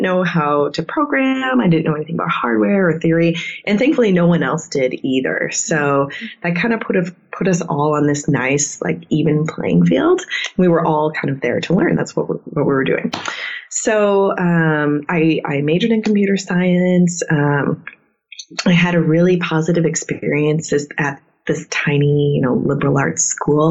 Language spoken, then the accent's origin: English; Midwest, United States; also born or lived in South Dakota; I'm from the Midwest